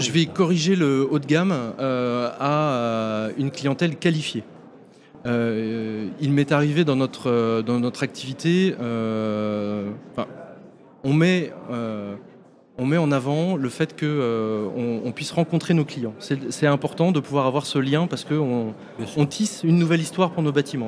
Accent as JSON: {"language": "French", "town": "Nantes", "region": "Pays de la Loire", "country": "France", "said": "on est nantais"}